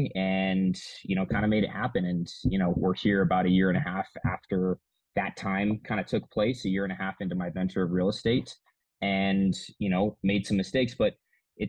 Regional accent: Manitou Springs, Colorado, United States; It's actually my hometown where I grew up. I grew up here in Colorado

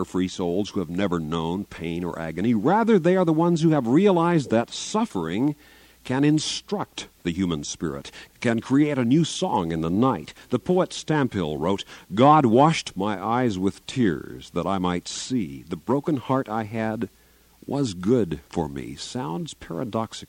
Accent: Garden City, Kansas, United States; moved away; I'm from southwest Kansas, Garden City, near Dodge City, Kansas, born and reared there

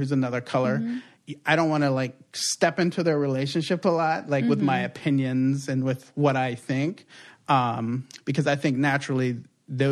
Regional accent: East Coast, United States; moved away; also born or lived in Puerto Rico; growing up on the East Coast

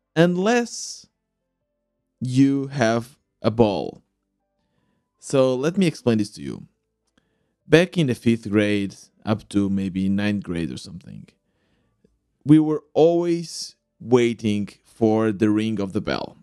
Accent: Portugal; Growing up in Portugal, loving to play the sport

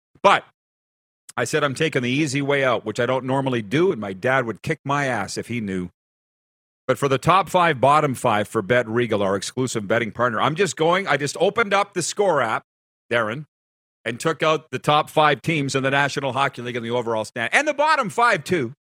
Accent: United States; I'm an American.

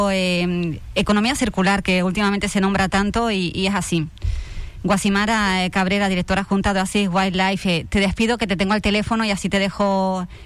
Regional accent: Granada, Andalusia, Spain; now in Fuerteventura, Spain; Porque yo soy granadina, pero soy majorera de adopción, ¿eh?

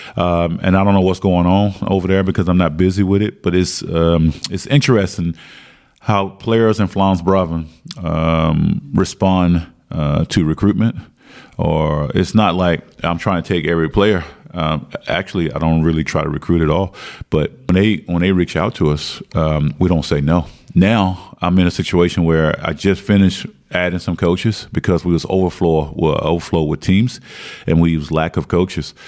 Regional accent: Martinsville, Virginia, United States; moved away as an adult; now in Belgium; growing up in Martinsville, Virginia, which the population is probably 50,000, 75,000 max, uh, that's all we had school and basketball

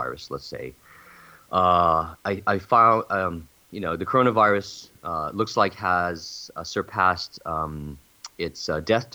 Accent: California, United States; I'm from California.

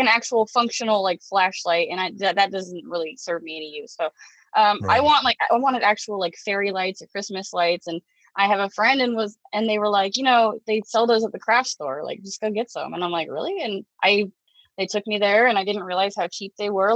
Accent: Portland, Oregon, United States; I'm from the Portland metro area.

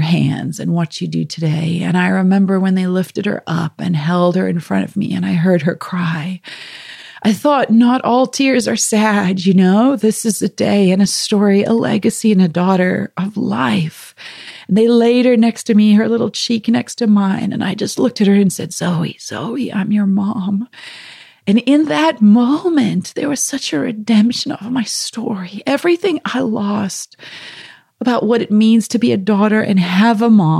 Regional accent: South Africa; moved away; I'm from South Africa originally

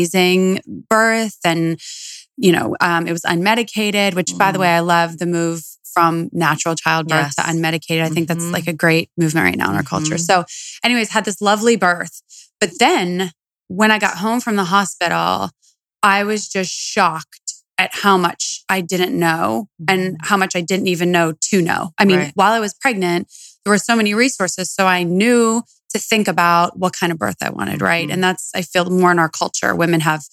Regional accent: Steubenville, Ohio, United States; moved away; Steubenville, Ohio

